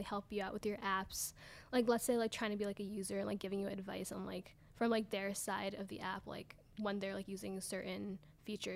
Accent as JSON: {"language": "English", "area": "Westchester", "region": "New York", "country": "United States", "said": "I'm actually from Westchester, so like right above the city."}